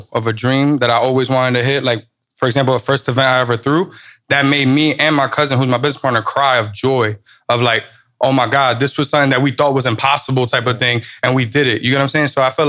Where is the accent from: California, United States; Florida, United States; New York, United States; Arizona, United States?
New York, United States; Like I'm a New Yorker. I had to walk around with my face.